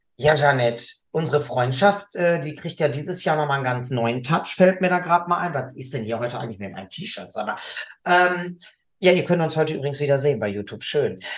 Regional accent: Gelsenkirchen, North Rhine-Westphalia, Germany; bei uns in Gelsenkirchen

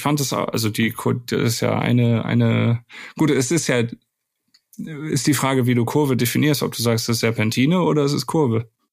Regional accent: the Baldeneysee / Wuppertal area, North Rhine-Westphalia, Germany; ich komme ja auch aus der Ecke vom Tom

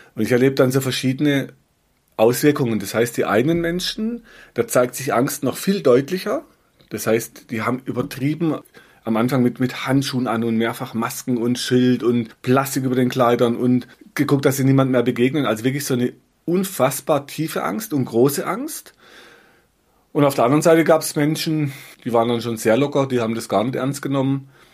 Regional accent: Black Forest, Baden-Württemberg, Germany; bei uns im Schwarzwald ging, so Serpentinstraßen, ja, von, von einer Region, die heißt Biereck, da waren wir oft Schlitten fahren

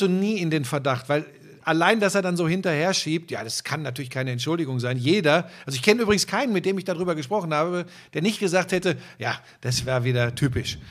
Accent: Hagen, North Rhine-Westphalia, Germany; Ich bin ein Hagener Junge, bin geboren im Ruhrgebiet

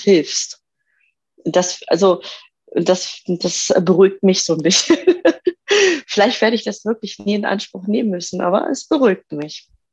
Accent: Göttingen, Lower Saxony, Germany; Ich komme aus dem Raum Göttingen, aus Niedersachsen.

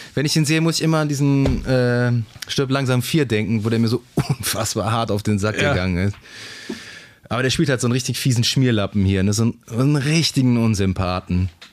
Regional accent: Germany; so als Deutscher

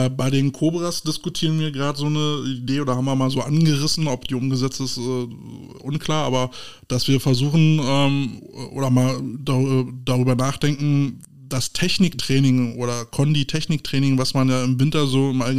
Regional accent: Germany; wo wir die Chance haben, als Deutsche in so, so, eine Liga einzusteigen

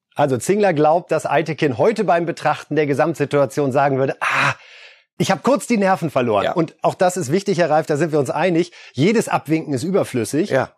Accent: Germany; hier bei uns in Deutschland

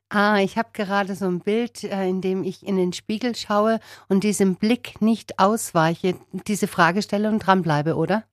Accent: Spaichingen, Baden-Württemberg, Germany; in meine Geburtsstadt nach Speichingen

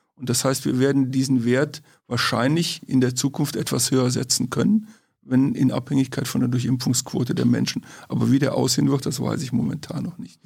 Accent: Königswinter, North Rhine-Westphalia, Germany; Aus Königswinter, Oberpleis, das ist im Siebengebirge, Rheinland

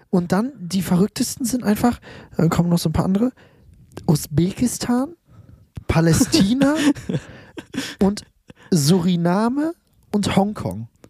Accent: Münster, North Rhine-Westphalia, Germany; Ich komme aus Münster, bin jetzt in Berlin

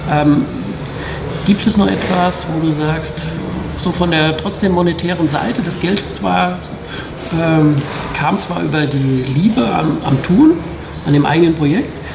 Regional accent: Mainz, Rhineland-Palatinate, Germany; Aber wir haben jetzt in, in Mainz vor einiger Zeit, ich weiß das in meiner Heimatstadt, kam jetzt eine Aktie Nasdaq raus, die Biontech.

